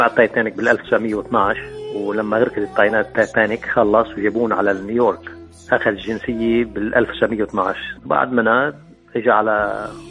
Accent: Lebanon; moved away as an adult; now in Fredericksburg, United States

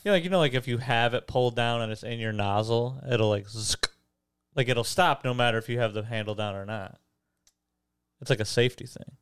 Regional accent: Detroit area, Michigan, United States; Detroit area

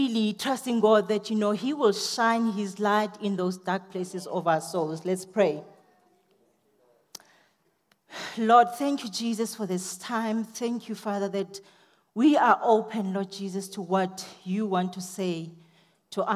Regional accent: South Africa; I'm a South African girl

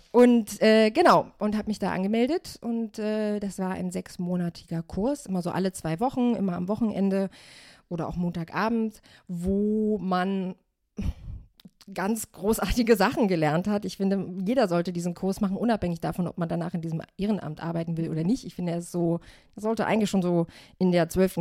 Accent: Germany; Ich bin in Deutschland geboren, bin jetzt 34 Jahre alt

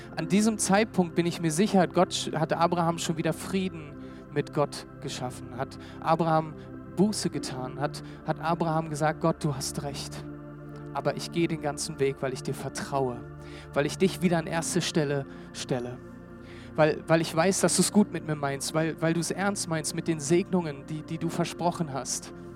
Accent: Berlin, Germany; also born or lived in Hamburg; Ich bin Berliner, ähm, lange Zeit in Berlin gewohnt

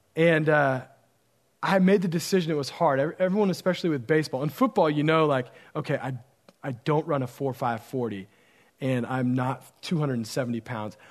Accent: Oregon, United States; moved away; I grew up in Oregon

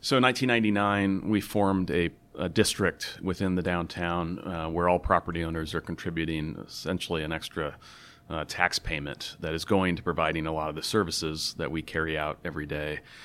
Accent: Tacoma, Washington, United States; I grew up in Tacoma

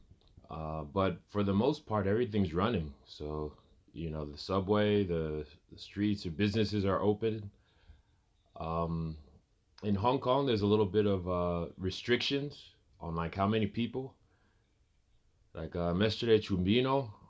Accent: Atlanta, Georgia, United States; moved away as an adult; also born or lived in New York; now in Guangzhou, China; I come from New York, but I was raised in Atlanta, Georgia.

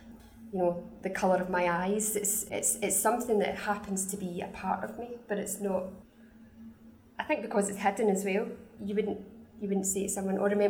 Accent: Scotland, United Kingdom; the bossy Scottish lady or the noisy Scottish lady

